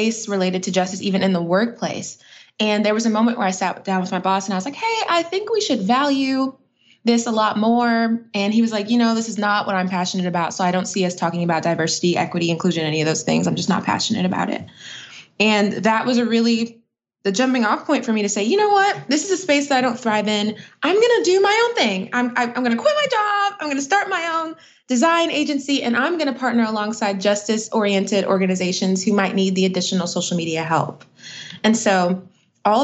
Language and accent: English; Atlanta, Georgia, United States; born or raised there; also born or lived in Brooklyn, New York